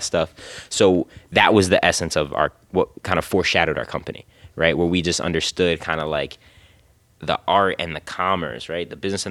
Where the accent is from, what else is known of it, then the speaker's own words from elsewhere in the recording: Philadelphia, Pennsylvania, United States; as a Philadelphian, like, and I love the city